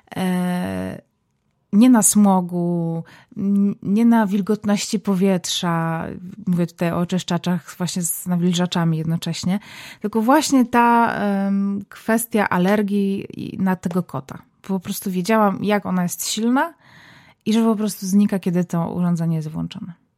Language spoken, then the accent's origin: Polish; Zabrze, Silesian Voivodeship, Poland; now in Warsaw, Poland; Zabrze, moje rodzinne miasto